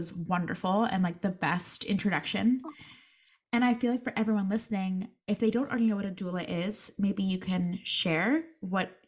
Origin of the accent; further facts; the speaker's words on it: Allentown, Pennsylvania, United States; I'm from Allentown, PA